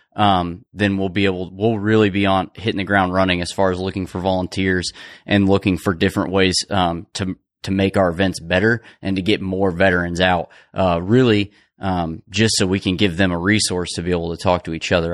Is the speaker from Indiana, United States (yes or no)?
yes; Cicero, Indiana, United States; now in Indianapolis, United States; I'm not from Indianapolis, I'm from Cicero. I mean, it's close